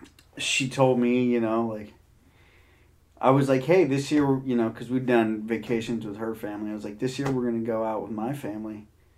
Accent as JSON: {"language": "English", "area": "Bay Area, Marin County", "region": "California", "country": "United States", "tie": "born or raised there", "said": "I grew up in the Bay Area."}